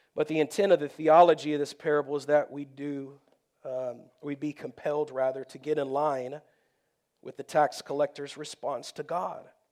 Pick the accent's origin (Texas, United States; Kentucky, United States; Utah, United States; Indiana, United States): Texas, United States; I grew up in Texas